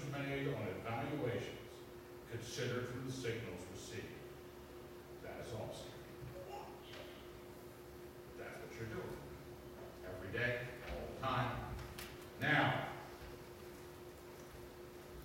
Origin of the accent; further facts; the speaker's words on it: East Coast, United States; growing up on the East Coast